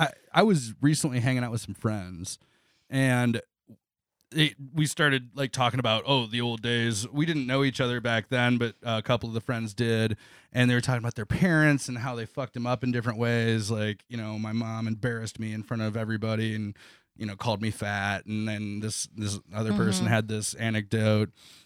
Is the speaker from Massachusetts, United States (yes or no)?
no; Elmore, Ohio, United States; I grew up about 45 minutes east of Toledo in a small town called Elmore, Ohio.